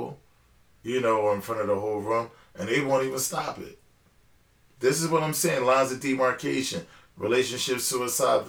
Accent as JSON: {"language": "English", "country": "United States", "said": "I'm the American boy"}